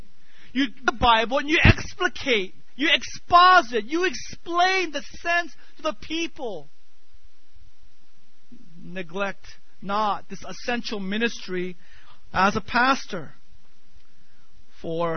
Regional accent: United States; growing up in America

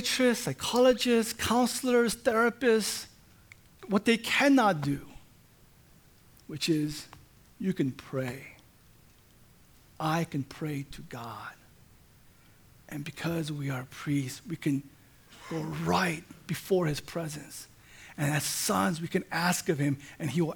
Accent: Orange County, Southern California, United States; I was born in the United States. I grew up in Southern California. Orange County is my home

